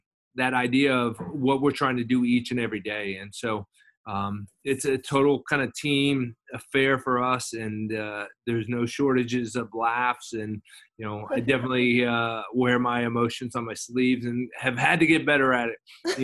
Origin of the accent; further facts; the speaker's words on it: Las Vegas, Nevada, United States; moved away as an adult; I lived in Las Vegas, I grew up in Las Vegas, and I went home for the summer.